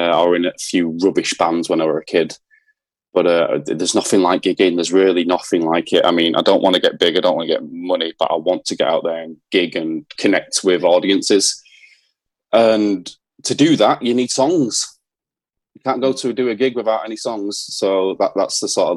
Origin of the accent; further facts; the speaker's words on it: Leeds, Yorkshire and the Humber, United Kingdom; moved away; so I grew up in East Leeds. I grew up in Seacroft.